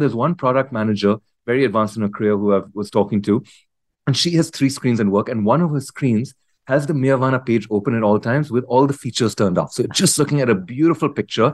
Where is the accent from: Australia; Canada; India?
India; moved away as an adult; also born or lived in United States; I grew up in India, uh, completed high school here